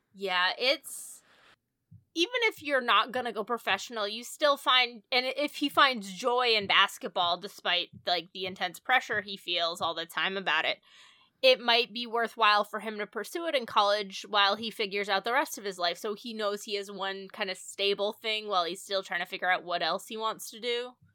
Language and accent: English; New England, United States; we are from New England